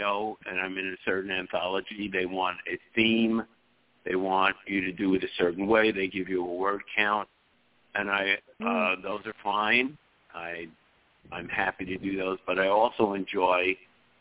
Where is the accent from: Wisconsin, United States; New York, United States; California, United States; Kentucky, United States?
New York, United States; New York City; grew up playing stickball in Brooklyn.